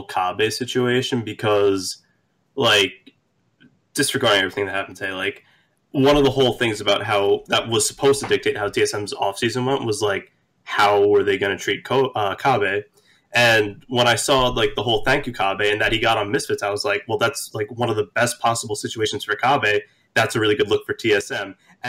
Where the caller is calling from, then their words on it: Long Island, New York, United States; I'm calling from Long Island.